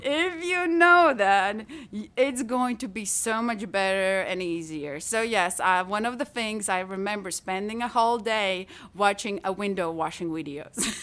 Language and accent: English; Latvia; English is a second language; moved away as an adult; also born or lived in Italy; now in Tyler, Texas, United States; I studied art in my home country, in Latvia, I went to art academy there